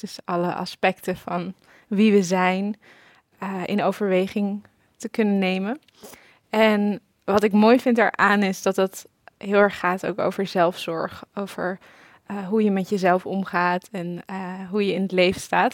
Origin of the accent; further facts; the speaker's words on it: Amsterdam, North Holland, Netherlands; Ik ben opgegroeid in Hartje Amsterdam